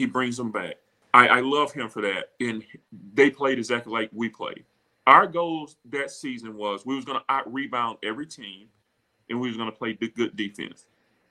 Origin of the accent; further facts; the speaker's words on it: Beaumont, Mississippi, United States; I come from Beaumont, Mississippi